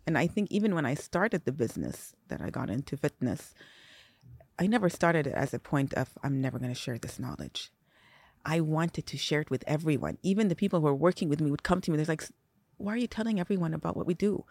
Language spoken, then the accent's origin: English; Saudi Arabia; also born or lived in Singapore; I was born in Singapore. I grew up there till I was four. four or five years old, moved to Saudi